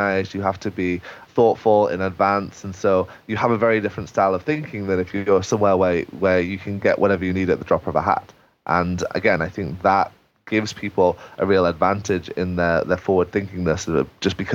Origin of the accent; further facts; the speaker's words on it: England, United Kingdom; for me as an Englishman